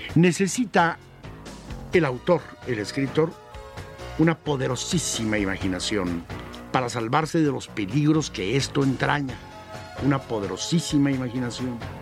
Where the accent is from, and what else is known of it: Mexico